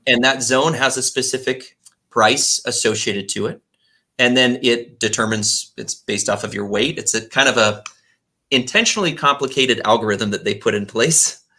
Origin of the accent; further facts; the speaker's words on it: Texas, United States; I grew up in Texas, and that's where I learned the phrase from.